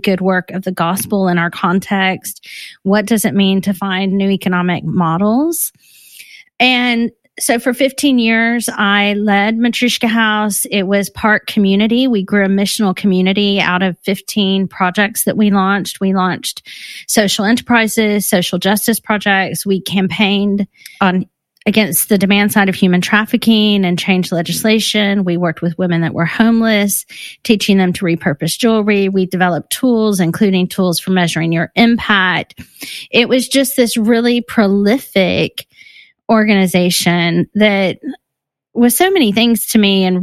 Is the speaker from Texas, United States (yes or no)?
yes; Texas, United States; moved away as an adult; now in London, United Kingdom; I'm based in London, but I'm from Texas